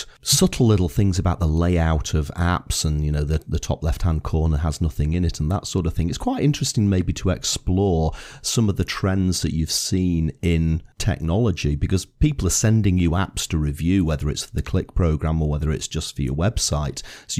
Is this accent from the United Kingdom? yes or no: yes; Northern England, United Kingdom; accent: northern; there was often mistakes because it probably didn't like my northern accent